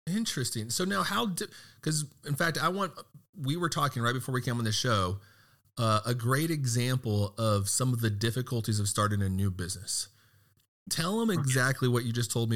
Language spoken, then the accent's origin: English; Texas, United States; I'm from Texas